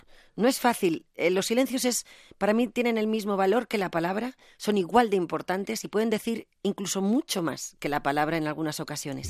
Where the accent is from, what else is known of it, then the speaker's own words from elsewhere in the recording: Zaragoza, Aragon, Spain; moved away; also born or lived in Madrid; yo soy una maña con fuerza y con talante